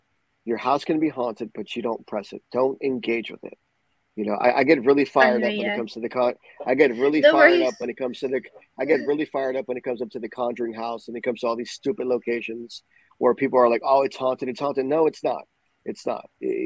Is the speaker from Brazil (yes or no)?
no; Puerto Rico; Growing up in Puerto Rico